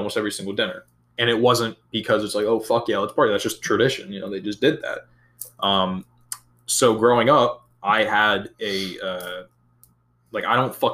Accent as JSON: {"language": "English", "region": "Wisconsin", "country": "United States", "moved": "yes", "said": "I'm originally from Wisconsin"}